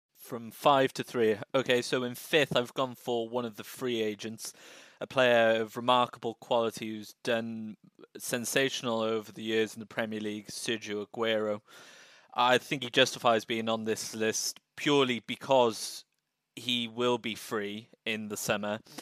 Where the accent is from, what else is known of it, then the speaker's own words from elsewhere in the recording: United Kingdom; we as as British citizens